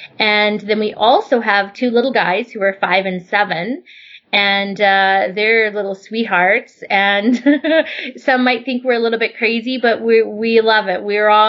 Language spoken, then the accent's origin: English; Germany; also born or lived in Vancouver, Canada; I would probably say I was born in Vancouver. And when I was around 8 or 9, my mom packed me up and we moved to Germany. And when we arrived in Germany, my mother didn't speak a word of German.